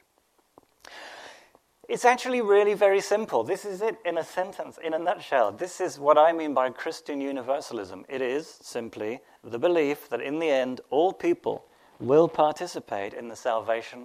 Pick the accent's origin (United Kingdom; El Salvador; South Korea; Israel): United Kingdom; England; I'm English